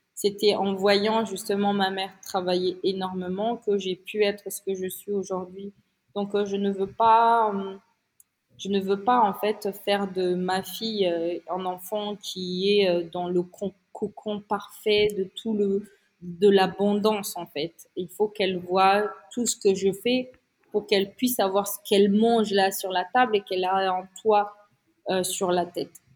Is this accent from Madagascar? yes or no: yes; Antsiranana, Diana, Madagascar; moved away as an adult; also born or lived in Paris, France; now in Antsiranana, Madagascar; quand j'étais enfant ici à Diego Suarez, dans ma ville là